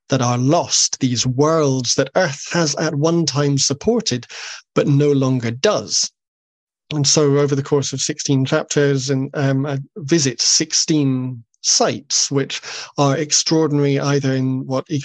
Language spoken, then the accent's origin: English; Rannoch, Highlands, Scotland, United Kingdom; I grew up in Rannoch in the Highlands.